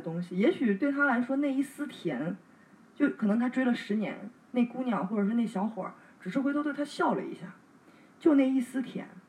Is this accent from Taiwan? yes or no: no; China; 我们中国人